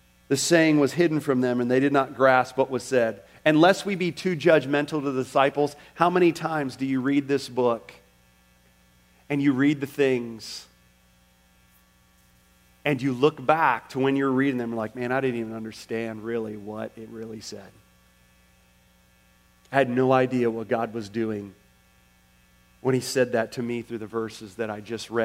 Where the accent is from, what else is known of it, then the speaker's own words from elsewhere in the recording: Orlando, Florida, United States; I grew up in Orlando.